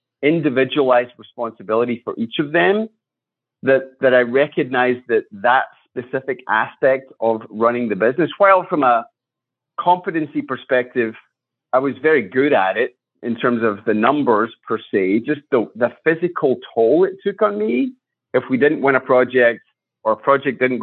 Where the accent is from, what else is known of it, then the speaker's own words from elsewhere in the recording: Scotland, United Kingdom; moved away as an adult; now in United States; I was born in Scotland. I grew up there, went to school there.